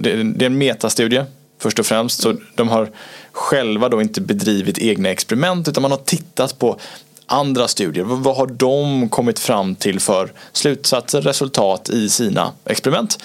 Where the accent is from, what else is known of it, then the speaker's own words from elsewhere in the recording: Gothenburg, Västra Götaland, Sweden; Jag är fortfarande från Göteborg